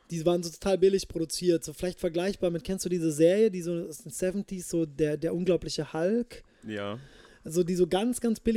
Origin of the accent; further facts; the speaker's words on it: Kirchheim unter Teck, Baden-Württemberg, Germany; also born or lived in Japan / El Paso, Texas, United States; geboren bin ich in Kirchheim unter Tech im, im wunderschönen Schwabenland. Ähm, dann bin ich, wie schon vorher beschrieben, fünf Jahre nach Japan. Dann war ich wieder äh, sechs Jahre in Kirchheim als Teenager. Dann war ich in El Paso, Texas.